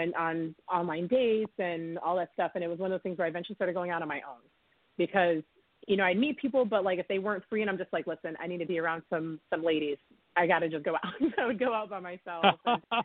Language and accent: English; Middletown, New York, United States; also born or lived in Mount Vernon, New York / Harrison, New York; now in New York City, United States; I grew up in Middletown, New York